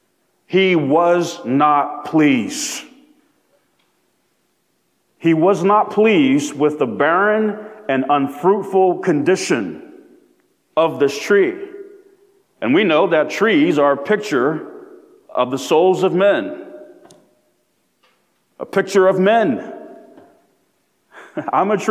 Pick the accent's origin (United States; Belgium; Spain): United States; I am proud to be born, to have been born, in my humble opinion, the greatest country on planet Earth